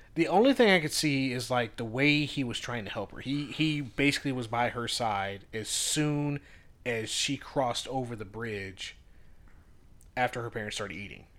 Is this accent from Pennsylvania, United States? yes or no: no; Virginia, United States; We're from Virginia. We love what we have here in, uh, Shenandoah